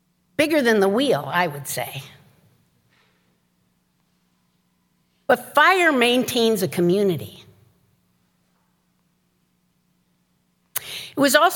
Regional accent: Chicago, Illinois, United States; growing up in Chicago

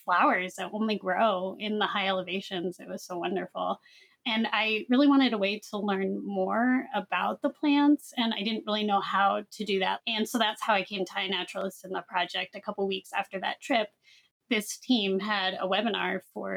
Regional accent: New Hampshire, United States; I grew up in New Hampshire

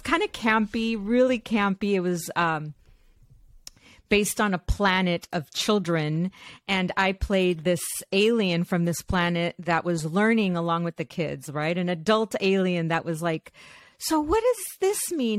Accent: Los Angeles, California, United States; I was born here in Los Angeles. My parents are from Mexico

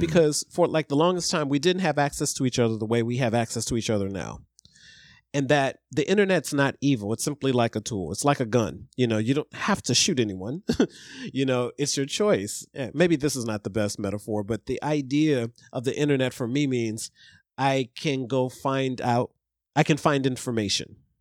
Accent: Ohio, United States; I grew up in Ohio

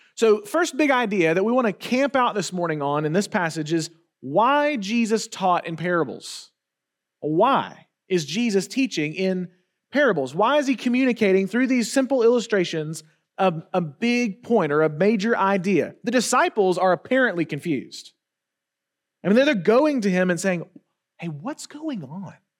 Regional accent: Wetumpka, Alabama, United States; I grew up in Wetumpka, Alabama, which is, um, let's just say very rural

